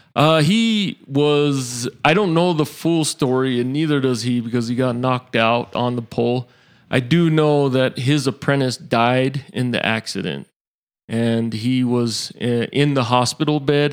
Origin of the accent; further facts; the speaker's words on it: Salt Lake City, Utah, United States; also born or lived in Hawaii / West Valley City, Utah; I was born in Salt Lake City